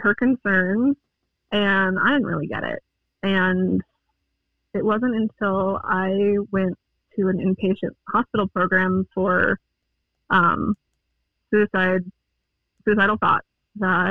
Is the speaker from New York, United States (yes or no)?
no; Longmont, Colorado, United States; also born or lived in Greeley, Colorado; I'm a Colorado native. I was born in Greeley, and I've lived in the Longmont area the rest of my life since I was 3 years old